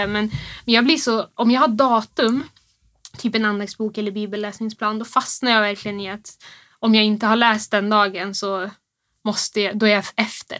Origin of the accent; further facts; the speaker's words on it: Rusksele, Västerbotten County, Sweden; now in Örnsköldsvik, Sweden; vi bor här i Övik men jag kommer egentligen från Rusksele i, i Västerbotten. Så jag är inte härifrån.